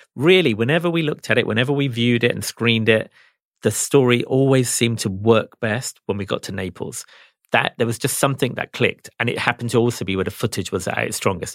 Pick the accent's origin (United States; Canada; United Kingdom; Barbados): United Kingdom; England; I grew up in England, so I'm a football fan